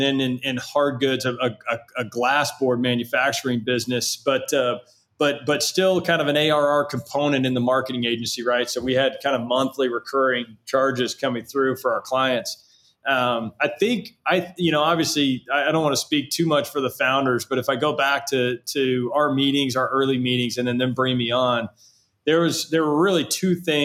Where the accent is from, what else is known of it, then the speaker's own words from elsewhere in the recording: Southlake, Texas, United States; my hometown outside of Dallas in Southlake